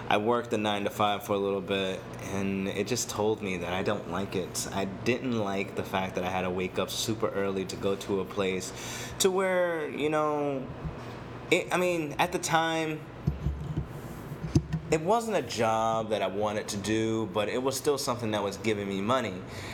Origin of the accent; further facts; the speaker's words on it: Boston, Massachusetts, United States; also born or lived in New Orleans; now in San Diego, United States; Originally, I'm from Boston, Massachusetts. I'm born in New Orleans. I was a military brat.